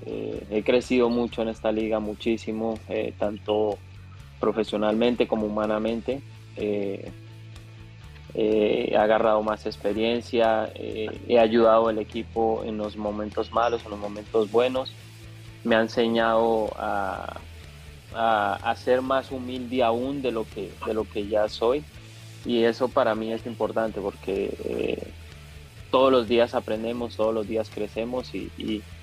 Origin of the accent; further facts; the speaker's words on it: Colombia; soy el único colombiano que ha ganado las tres, las tres copas